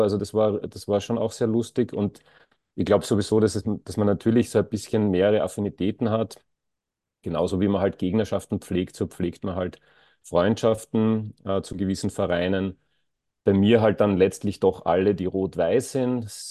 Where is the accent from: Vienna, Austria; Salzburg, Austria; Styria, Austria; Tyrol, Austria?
Styria, Austria; Graz; ich bin in der Nähe von der Korösi-Straße aufgewachsen